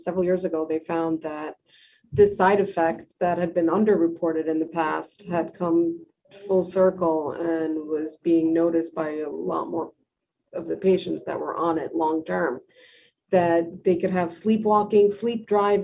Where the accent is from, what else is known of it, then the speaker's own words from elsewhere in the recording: New York City, New York, United States; also born or lived in Long Island, New York; I grew up in Queens, New York, and listening to ambulances going by at all hours of the night